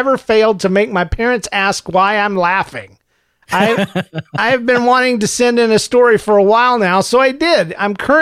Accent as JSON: {"language": "English", "region": "the South", "country": "United States", "tie": "born or raised there", "said": "Growing up in the South"}